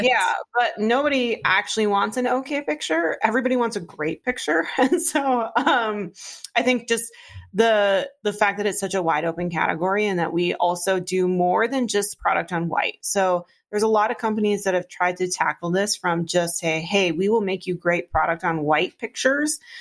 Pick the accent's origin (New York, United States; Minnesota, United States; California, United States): Minnesota, United States; Iron Range, northern; now in Minneapolis, United States; I grew up in on the Iron Range in northern Minnesota.